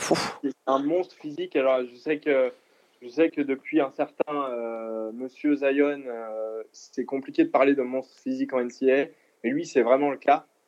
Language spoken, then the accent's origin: French; Lyon, Auvergne-Rhône-Alpes, France; je suis de Lyon